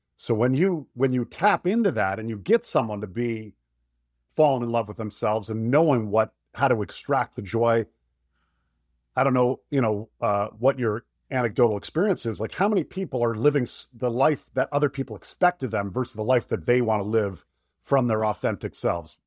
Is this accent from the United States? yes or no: yes; Florida, United States; moved away as an adult; also born or lived in Michigan; I'm from Florida.